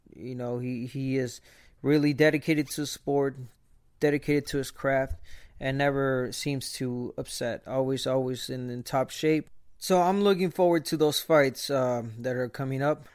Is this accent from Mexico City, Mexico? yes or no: no; Guadalajara, Jalisco, Mexico; I was born in Guadalajara, Jalisco, Mexico